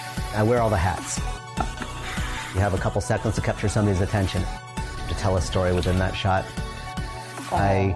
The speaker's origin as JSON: {"language": "English", "town": "Los Angeles", "region": "California", "country": "United States", "said": "from Los Angeles, and I'm a toy photographer."}